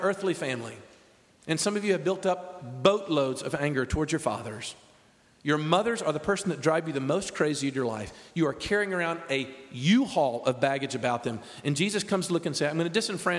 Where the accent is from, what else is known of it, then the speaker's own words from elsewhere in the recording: the South, United States; I'm a Southerner